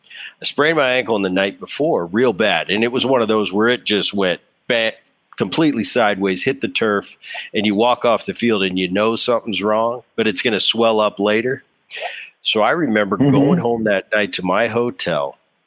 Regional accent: Medford, New Jersey, United States; And I grew up in Jersey. I love that. Oh man, I played hockey in the winter. We used to you know, shovel off the lakes.

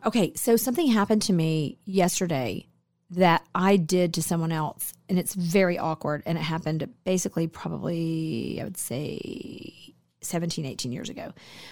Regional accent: New Jersey, United States; We grew up together in New Jersey.

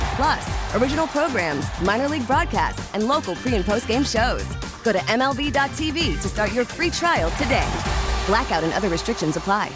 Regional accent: Michigan, United States; growing up in Michigan

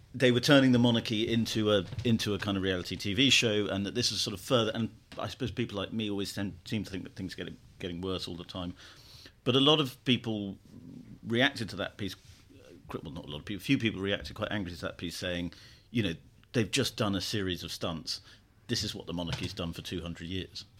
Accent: United Kingdom

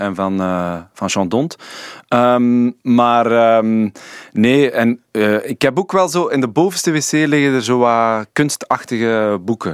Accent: Sint-Niklaas, Flanders, Belgium; moved away; We zijn samen van Sint-Niklaas, ja. Ik ben daar weggetrokken

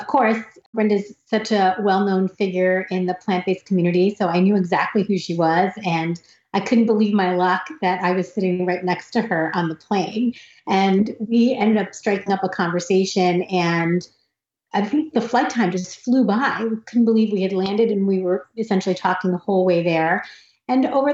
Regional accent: United States; I grew up in America

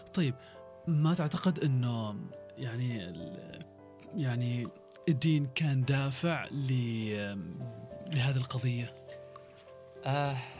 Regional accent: Oman; عندنا في عمان لدى الشباب العماني

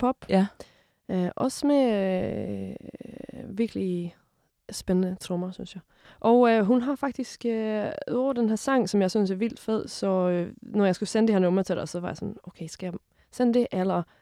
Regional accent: Sweden; now in Denmark; jeg er fra Sverige.

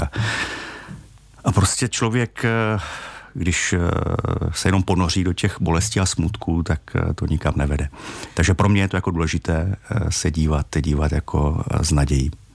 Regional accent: Czechia; jako Češi

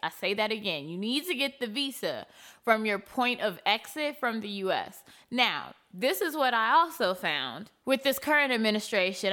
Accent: United States; I don't feel American until I leave America

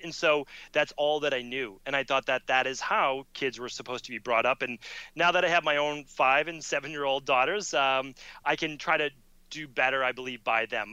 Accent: Medford, Massachusetts, United States; I'm growing up in Medford, Massachusetts

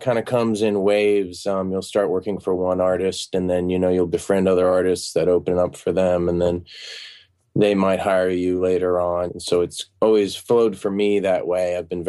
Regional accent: Virginia, United States; also born or lived in Singapore / Maine; Well, I was born overseas in Singapore, but we spent a lot of time in Virginia and up in Maine

